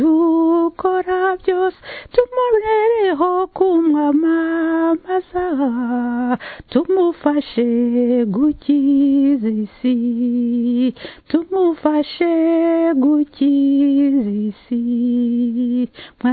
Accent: Rwanda; I come from Rwanda

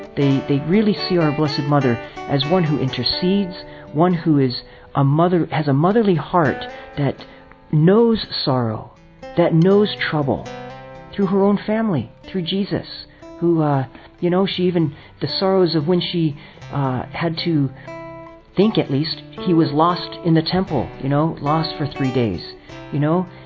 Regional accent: California, United States; also born or lived in New York; I'm from California, priest with the Franciscan Friars of the Renewal out of New York

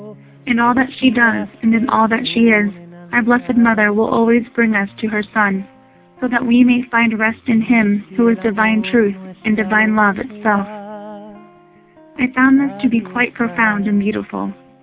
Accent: United States; I am from the United States of America.

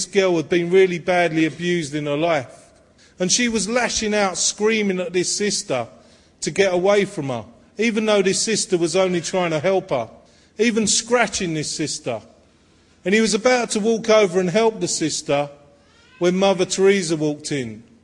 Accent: London, United Kingdom; I was born in Walthamstow in the East End of London

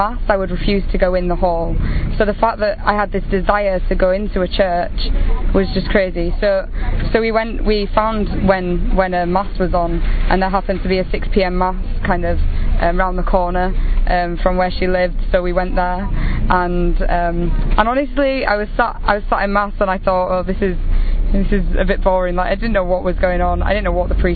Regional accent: England, United Kingdom; I am 22 from England

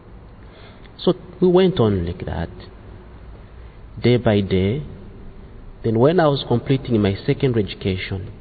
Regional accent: Uganda; I come from Uganda

